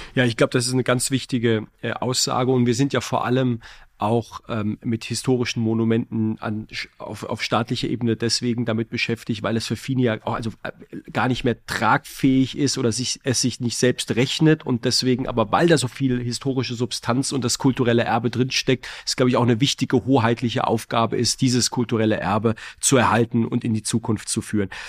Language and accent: German; Heidelberg, Baden-Württemberg, Germany; Ich komme ja aus Heidelberg